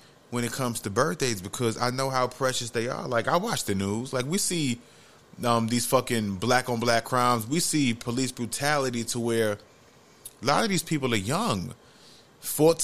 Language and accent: English; New York City, New York, United States; moved away as an adult; growing up in the Bronx, New York, like, from the age of 2 until about 22 years old